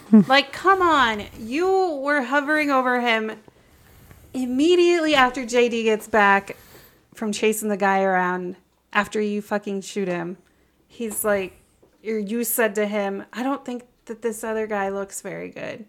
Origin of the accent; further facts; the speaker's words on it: Nebraska, United States; growing up in Nebraska